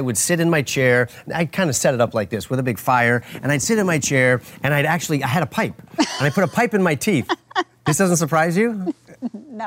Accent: California, United States; I was from California

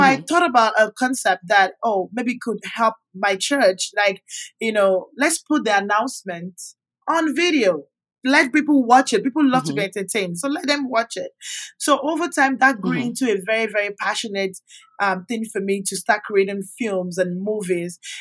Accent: Nigeria; also born or lived in Calgary, Canada; now in Houston, United States; And I grew up with my grandma back in Nigeria. I'm from Nigeria.

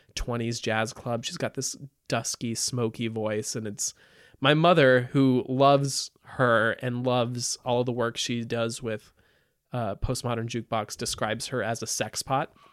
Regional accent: Napa Valley, California, United States; moved away; I grew up in Napa Valley

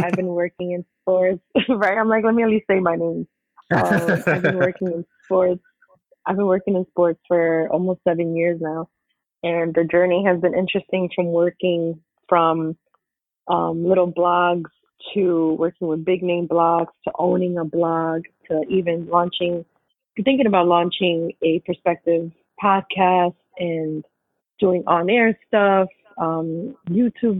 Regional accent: New York, United States; born and raised in New York all day.

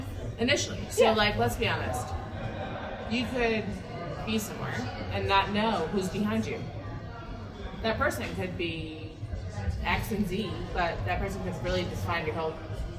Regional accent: Wisconsin, United States; moved away; I'm from Wisconsin originally

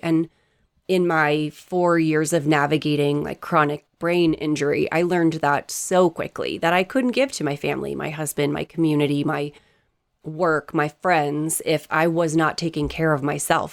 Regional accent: East Coast, United States; I grew up on the East Coast. We are as direct as it gets.

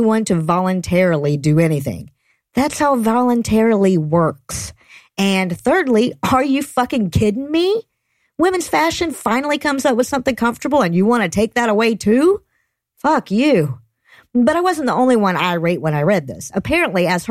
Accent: Georgia, United States; fellow Georgians

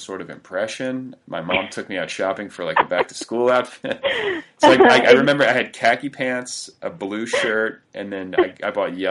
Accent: Midwest, United States; I was raised in the Midwest under leaden skies

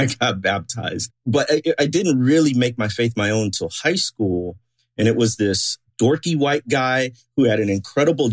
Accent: Chicago, Illinois, United States; I grew up in the Chicago area.

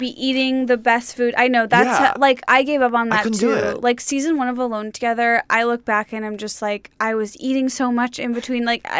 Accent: Skokie, Illinois, United States; Skokie, Illinois, suburb of Chicago.

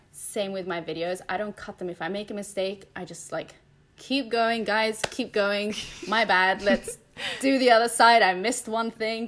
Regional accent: Spain; moved away; I grew up in Spain.

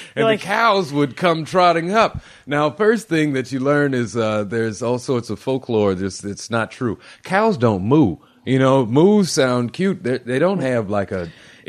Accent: Bloomington, Indiana, United States; I grew up in Indiana

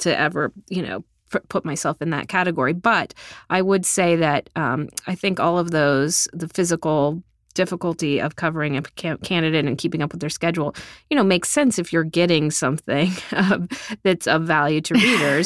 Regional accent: South Texas, United States; moved away; I'm from South Texas, I'm a product of public school in the middle class

